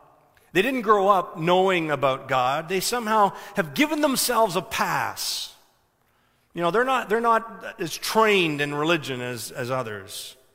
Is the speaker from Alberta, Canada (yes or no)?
no; Ontario, Canada; I was saying, I'm from Ontario, you can see the plates